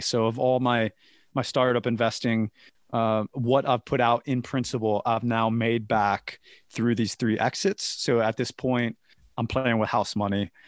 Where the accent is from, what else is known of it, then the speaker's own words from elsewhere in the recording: United States; moved away; growing up in America